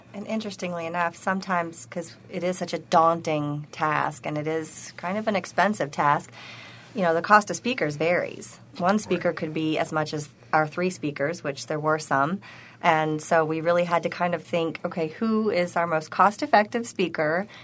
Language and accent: English; Tennessee, United States; also born or lived in Arkansas; now in Buffalo, United States; I'm originally from Tennessee